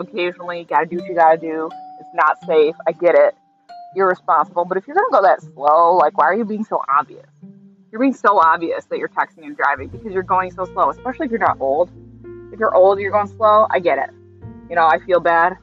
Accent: New York, United States; As a New Yorker

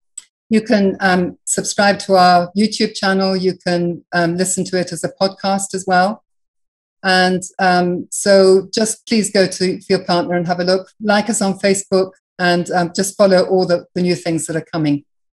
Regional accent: Burundi; born there; I was born in Burundi.

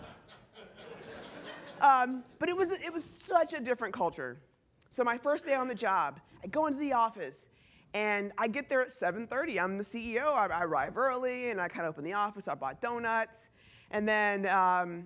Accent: Texas, United States; moved away as an adult; also born or lived in Silicon Valley, California; now in Boulder, Colorado, United States; I'm from Texas, as you can tell. I grew up in Texas

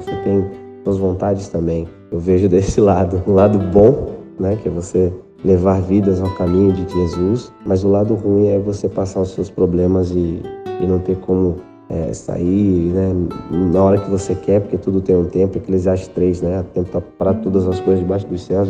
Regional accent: São Vicente, São Paulo, Brazil; eu sou natural de São Vicente

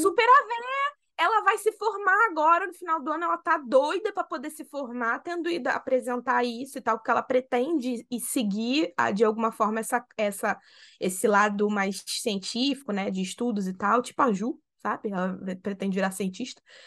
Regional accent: Rio, Rio de Janeiro, Brazil; nós somos do Rio

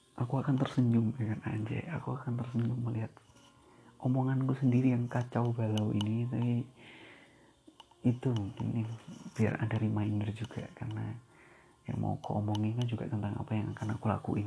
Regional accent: Boyolali, Central Java, Indonesia; accent: Javanese (medok); also born or lived in Surabaya

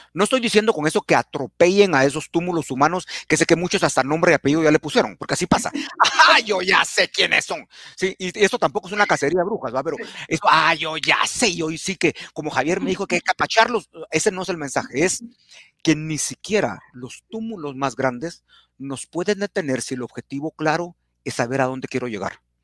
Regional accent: Guatemala; como buenos chapines

